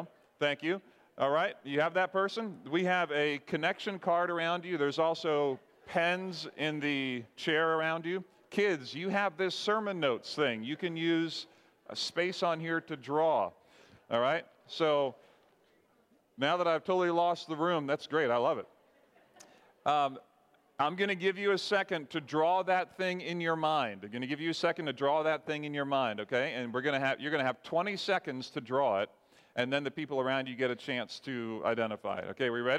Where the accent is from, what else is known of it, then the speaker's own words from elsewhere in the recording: Barbados; now in United States; Hey, it's better than when I grew up in Barbados, okay?